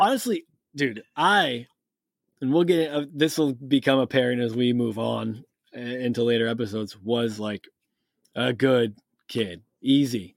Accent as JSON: {"language": "English", "region": "Massachusetts", "country": "United States", "tie": "born or raised there", "also_born_or_lived": "Cape Cod, Massachusetts", "said": "I grew up in New England. I'm from Massachusetts, and by from Massachusetts, I mean I still live in Massachusetts"}